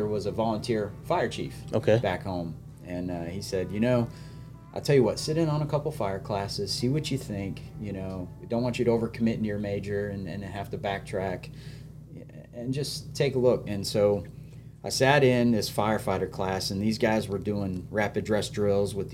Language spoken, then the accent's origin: English; Grand Forks, North Dakota, United States; moved away as an adult; now in South Carolina, United States; I'm originally from Grand Forks, North Dakota